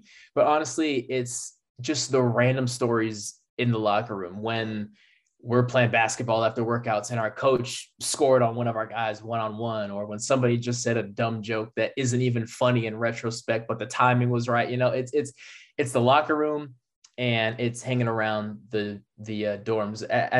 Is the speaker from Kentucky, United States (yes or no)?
no; California, United States; moved away as an adult; also born or lived in Minnesota; I'm born and raised in California. I go to Minnesota.